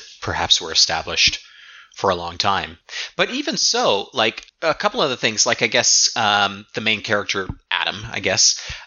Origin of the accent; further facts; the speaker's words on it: Toronto, Ontario, Canada; things that I'm really familiar with, like from the, you know, from the Toronto, Southern Ontario region